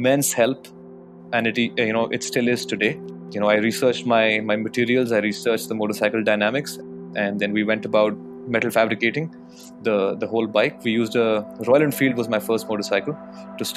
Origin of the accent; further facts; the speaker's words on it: Jaipur, Rajasthan, India; Growing up in Jaipur, it wasn't so developed back in the day